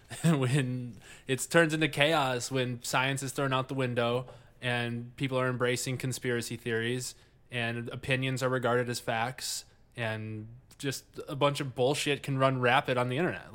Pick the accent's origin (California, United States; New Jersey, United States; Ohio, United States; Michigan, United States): Michigan, United States; Livonia; moved away; I grew up in Livonia, yeah. Like the whitest city in America at the time.